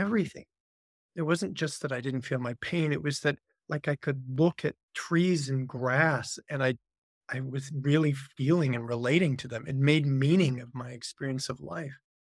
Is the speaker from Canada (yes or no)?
yes; Vancouver, British Columbia, Canada; I'm a Canadian by birth. Spent most of my life, grew up in Vancouver, Canada.